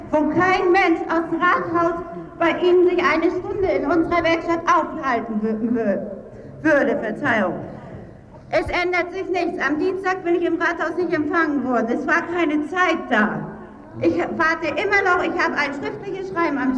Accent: Berlin, Germany; moved away as an adult; now in Rostock, Germany; ich wohne seit zwei Jahren in Ihrer Stadt Rostock, die mir territorial ganz gut gefällt. Ich muss sagen, ich komme aus Berlin.

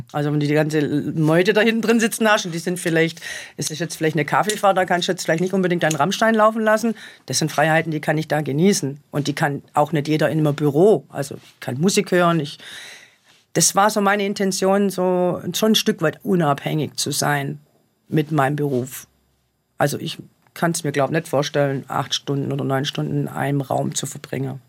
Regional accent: Germany; bei uns in Deutschland

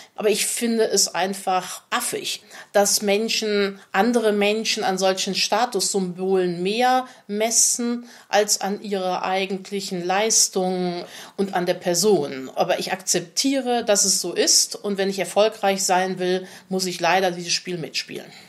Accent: Cologne, North Rhine-Westphalia, Germany; accent: rheinischer Singsang (Rhineland/Cologne); Ich spreche kein Kölsch, aber man hört natürlich den rheinischen Singsang

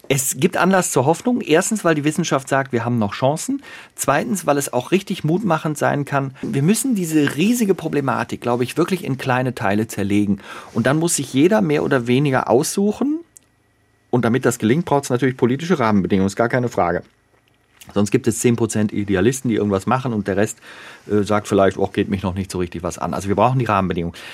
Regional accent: Bonn, North Rhine-Westphalia, Germany; wir beide Rheinländer sind. Ne? Ich bin in Bonn geboren, der Christoph da auch in der Gegend. Also wir sind einfach rheinisch sozialisiert

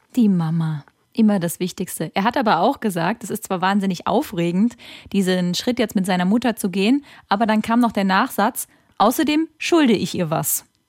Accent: Kaiserslautern, Rhineland-Palatinate, Germany; moved away; ich komme ja aus Kaiserslautern ursprünglich

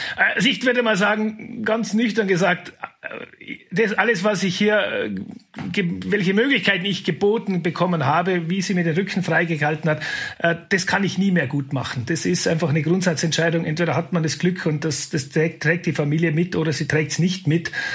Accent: Kleinwalsertal, Vorarlberg, Austria; Ich bin im Kleinwalsertal aufgewachsen

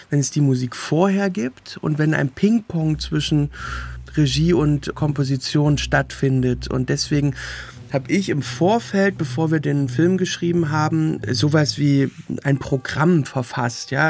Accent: Berlin, Germany; born there; Also meine ganze Familie kommt aus Sachsen, meine Schwestern und ich, wir sind die erste Generation am Berlin geborenen.

